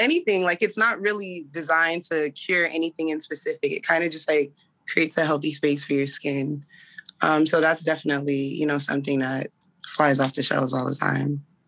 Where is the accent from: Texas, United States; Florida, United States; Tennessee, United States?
Florida, United States; South; I'm originally from South Florida. I have a Caribbean background